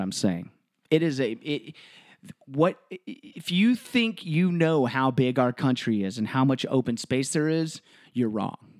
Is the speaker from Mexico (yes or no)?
no; Texas, United States; moved away as an adult; also born or lived in Washington; I grew up in Texas